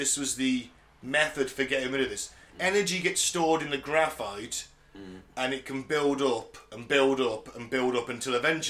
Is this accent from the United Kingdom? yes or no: yes; North West England, United Kingdom; Cumbria. I'm from Cumbria.